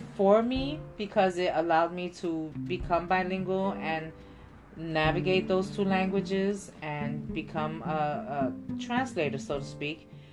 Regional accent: New York City, New York, United States; I myself was born and raised in New York City

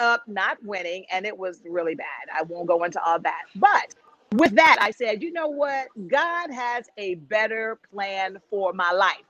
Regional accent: Burlington, North Carolina, United States; moved away as an adult; also born or lived in Boston, Massachusetts; I became the 39th Miss Burlington, my hometown

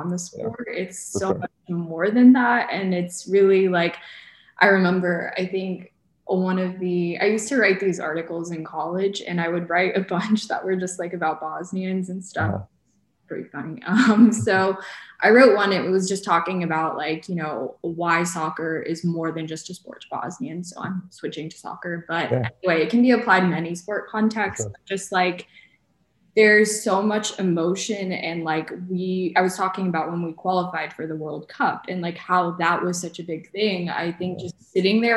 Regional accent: United States; people that grew up specifically in the States

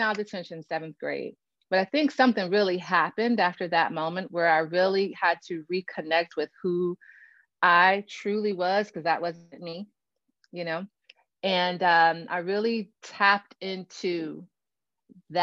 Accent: Gary, Indiana, United States; also born or lived in San Antonio, Texas; now in Valparaiso, Indiana, United States; I'm originally from Gary, Indiana. And so Gary, Indiana, right outside of Chicago, when I grew up there

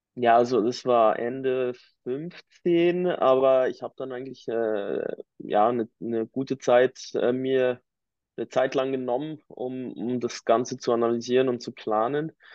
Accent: near Biel, Bern, Switzerland; ich komme eigentlich ähm, ganz aus der Nähe von, äh, von Biel, also eines der Hauptcluster in der Uhrenindustrie, der Schweizer Uhrenindustrie. Ähm, bin in einem ganz äh, ländlichen Dörfchen aufgewachsen

